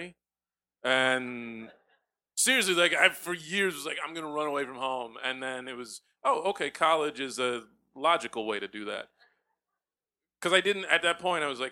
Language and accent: English; Texas, United States; also born or lived in New York; now in Brooklyn, United States; I did grow up in Texas. I was born here, but I grew up in Texas. I moved to Texas when I was maybe 5 years old